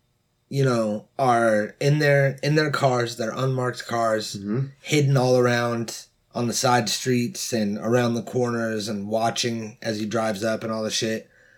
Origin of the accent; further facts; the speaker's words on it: Alabama, United States; I'm from Alabama.